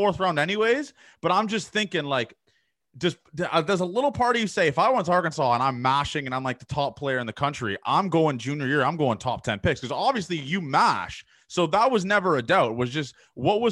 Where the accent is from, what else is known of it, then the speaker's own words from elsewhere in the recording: Toronto, Ontario, Canada; I'm from Toronto